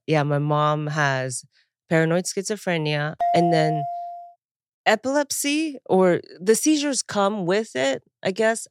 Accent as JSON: {"language": "English", "region": "Chiba", "country": "Japan", "also_born_or_lived": "Taiwan", "moved": "yes", "said": "I moved here. Yeah. I moved here from Japan, near Tokyo, a prefecture called Chiba. And then I was born in Taiwan."}